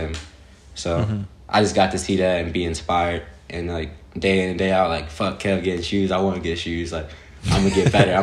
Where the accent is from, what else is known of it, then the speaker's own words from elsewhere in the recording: Philadelphia, Pennsylvania, United States; I grew up in Southwest Philly